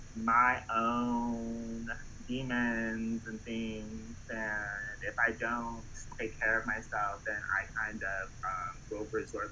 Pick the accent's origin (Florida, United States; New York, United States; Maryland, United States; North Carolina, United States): Maryland, United States; Baltimore; Like, I'm from Baltimore, so, like, I'm not really, like...